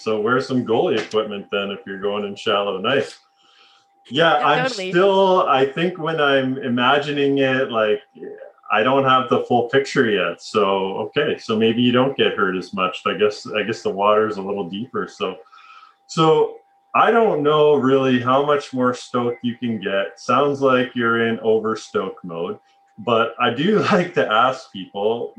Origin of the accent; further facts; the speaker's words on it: Alberta, Canada; And growing up in Alberta, I mean, I'd be itching to get some tropical climates as well.